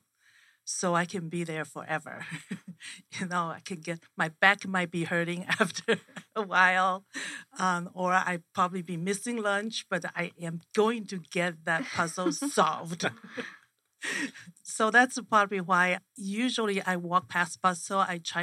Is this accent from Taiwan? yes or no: yes; Taiwan; now in Phoenix, United States; I'm from Taiwan